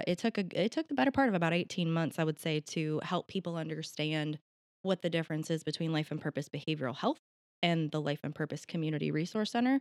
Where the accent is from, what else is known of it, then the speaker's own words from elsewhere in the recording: Marietta, Ohio, United States; I was born in Marietta, raised in Marietta, I'll probably die in Marietta